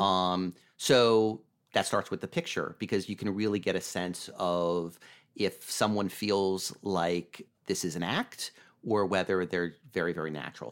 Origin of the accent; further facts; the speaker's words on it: Vermont, United States; moved away as an adult; also born or lived in Los Angeles / Santa Monica; I grew up in Vermont